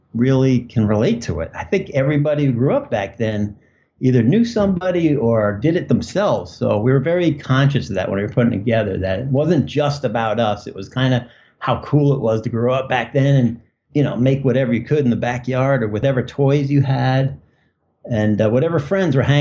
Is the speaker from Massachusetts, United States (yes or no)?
yes; Cape Cod, Massachusetts, United States; moved away as an adult; now in Los Angeles, United States; I grew up on Cape Cod